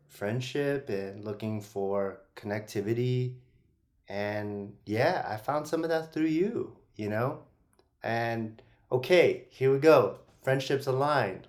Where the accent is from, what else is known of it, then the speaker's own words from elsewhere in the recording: San Francisco, California, United States; I'm originally from the Bay Area, San Francisco